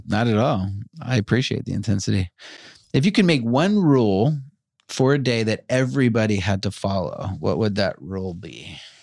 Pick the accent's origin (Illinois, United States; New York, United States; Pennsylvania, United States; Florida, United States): New York, United States; Long Island; I grew up in Long Island